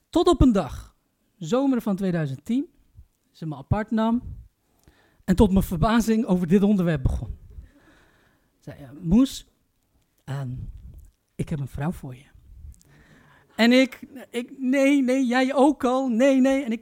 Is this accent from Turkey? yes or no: yes; Turkey; Jullie vergeten één detail. Ik ben Turks.